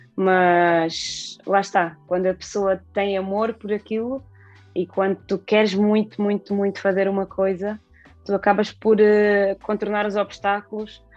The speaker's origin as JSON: {"language": "Portuguese", "town": "Alcácer do Sal", "region": "Alentejo", "country": "Portugal", "tie": "born or raised there", "said": "eu nasci em Alcácer, fui criada sempre em Alcácer"}